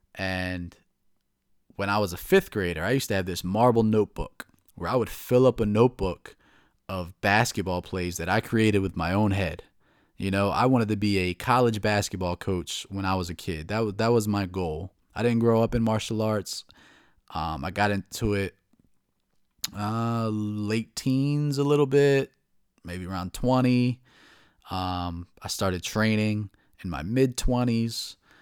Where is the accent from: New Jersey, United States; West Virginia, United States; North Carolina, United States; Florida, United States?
New Jersey, United States; moved away as an adult; now in Baltimore, United States; I'm from New Jersey. I moved to Baltimore, the Baltimore area, about four years ago